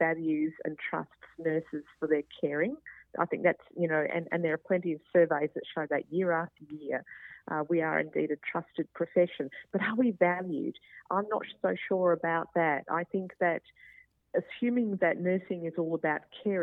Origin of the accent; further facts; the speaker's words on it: Queensland, Australia; I'm a Queenslander